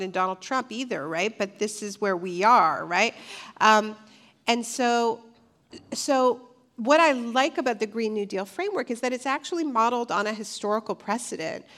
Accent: Ontario, Canada; I'm from Ontario, Canada

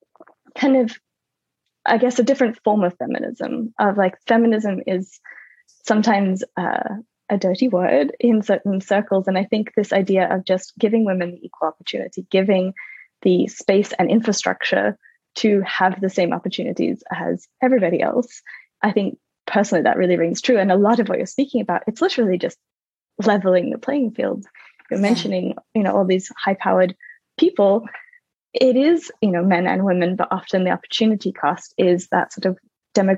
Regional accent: Australia; now in France; I live in France, I'm Australian, I've, you know, lived globally

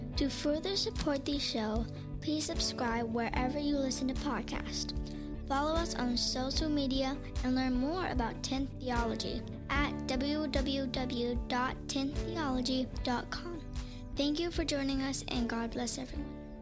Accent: United States; as an American

